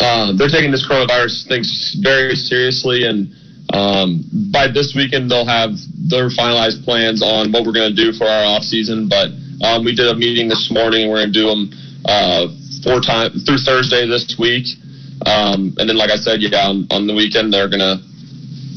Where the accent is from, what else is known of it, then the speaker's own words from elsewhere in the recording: Elk Rapids, Michigan, United States; moved away; also born or lived in Dayton; my hometown in Elk Rapids